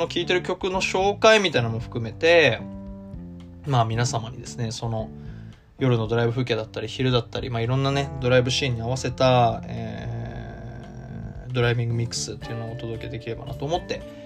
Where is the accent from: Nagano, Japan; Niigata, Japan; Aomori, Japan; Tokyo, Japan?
Tokyo, Japan; moved away as an adult; now in Osaka, Japan; 大阪は一回も住んだことなくて、東京でずっと生まれ育って、まあ、大阪に来て